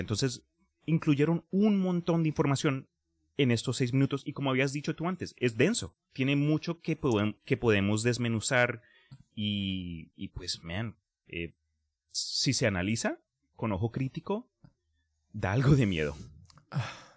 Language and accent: Spanish; Colombia; Yo me acuerdo en Colombia, en geografía de, la, de Sudamérica, específicamente geografía colombiana, eso mi mamá me mantuvo en el cuarto para que yo estudiara